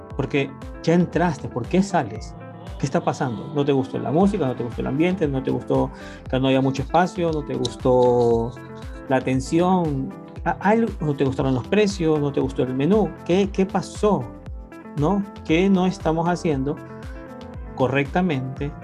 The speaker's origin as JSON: {"language": "Spanish", "country": "Ecuador", "said": "mi país, Ecuador"}